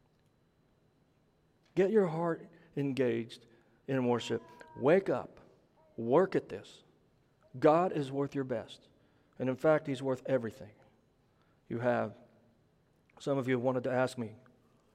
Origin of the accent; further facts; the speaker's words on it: Midwest, United States; For the record, I am not from the South. I'm from the Midwest.